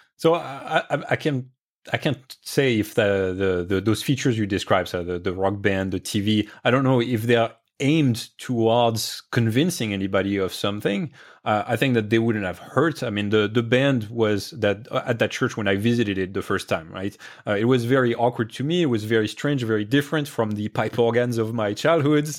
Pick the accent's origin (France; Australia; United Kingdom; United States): France; moved away; I grew up in France